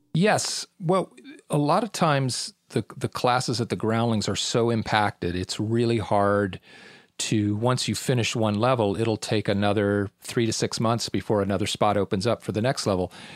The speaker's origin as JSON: {"language": "English", "town": "Irvine", "region": "California", "country": "United States", "tie": "born or raised there", "also_born_or_lived": "Newport Beach, California", "said": "I was born in Newport Beach, California, and grew up on the mean streets of Irvine."}